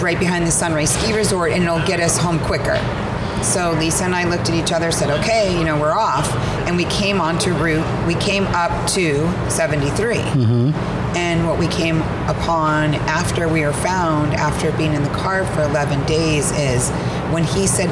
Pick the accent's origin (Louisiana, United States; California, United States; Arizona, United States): Arizona, United States; I grew up in Arizona